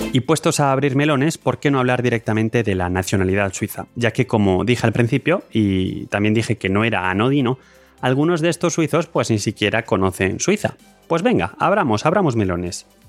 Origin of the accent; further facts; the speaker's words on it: Spain; now in Lausanne, Switzerland; yo por supuesto en estas estadísticas cuento como español